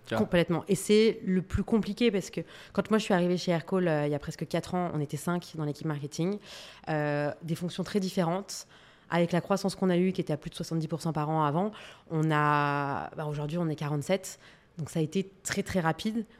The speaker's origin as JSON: {"language": "French", "country": "France", "said": "en tant que Française"}